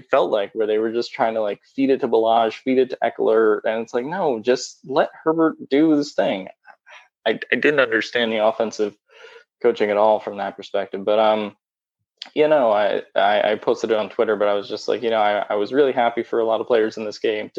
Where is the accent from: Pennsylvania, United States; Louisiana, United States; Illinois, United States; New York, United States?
Pennsylvania, United States; Philadelphia; I'm from Philadelphia.